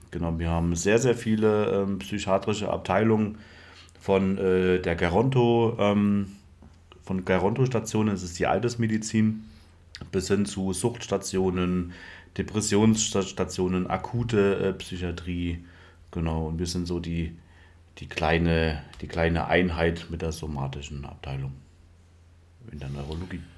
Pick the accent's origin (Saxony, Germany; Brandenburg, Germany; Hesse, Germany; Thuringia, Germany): Thuringia, Germany; Schmölln; moved away as an adult; also born or lived in Rosenheim; mit den ganzen Leuten aus Schmölln, mit meinem ähm, alten Freundeskreis